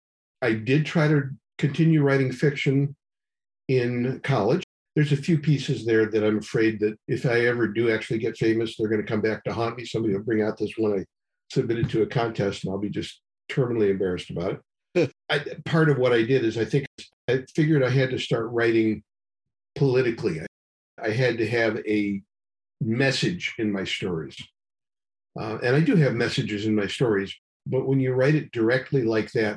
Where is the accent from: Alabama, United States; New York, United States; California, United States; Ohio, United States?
Ohio, United States; Cleveland; moved away; all born and raised in Cleveland area. Moved away for quite a while, never expected to come back. Came back due to family matters